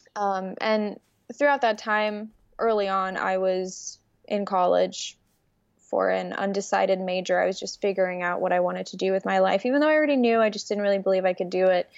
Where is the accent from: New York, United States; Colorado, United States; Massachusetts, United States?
New York, United States; New York City; English is a second language; also born or lived in Ukraine; my mom and I immigrated to the United States when I was six years old from Ukraine. And we moved to Brooklyn, New York